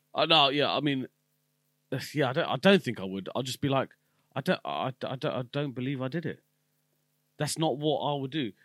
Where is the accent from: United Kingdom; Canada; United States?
United Kingdom